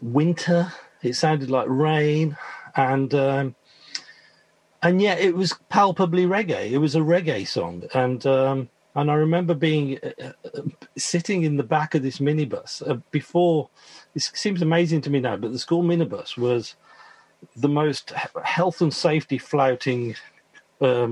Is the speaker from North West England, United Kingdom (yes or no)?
no; Birmingham, West Midlands, United Kingdom; where I grew up in Moseley